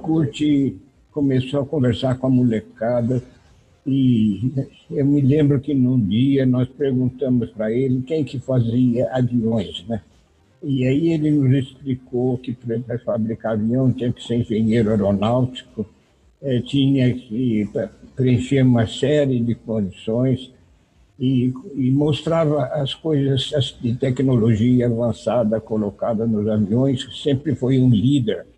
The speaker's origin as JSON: {"language": "Portuguese", "town": "Bauru", "region": "São Paulo", "country": "Brazil", "tie": "born or raised there", "said": "Eu nasci de fato em Bauru, e, e com 12, 13 anos eu comecei a frequentar o aeroclube da cidade lá"}